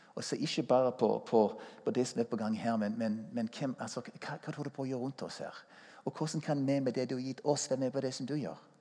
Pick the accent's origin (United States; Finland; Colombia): United States; Norwegian is a second language; moved away as an adult; also born or lived in Stavanger, Norway; now in Norway; Jeg er amerikaner og eh, kom til Norge som ung mann for å spille i Stavanger Symfoniorkestre